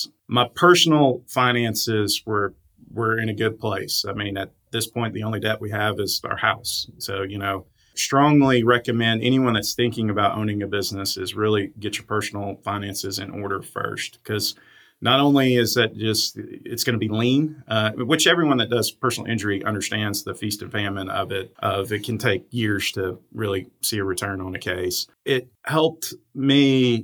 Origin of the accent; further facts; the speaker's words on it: South Arkansas, United States; growing up in South Arkansas